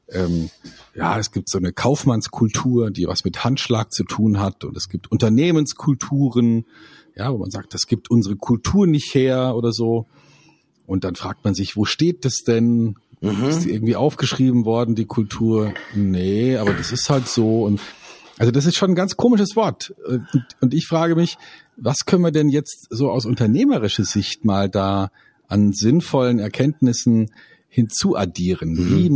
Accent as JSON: {"language": "German", "town": "Munich", "region": "Bavaria", "country": "Germany", "said": "Ähm, wir in einer Stadt wie München, na, das wird schon schwierig, ja, ja, ich bin auch Münchner, ja, ich bin auch Münchner, aber das ist kein Wir-Gefühl mehr, das sind dann die Giesinger und die Schwabinger"}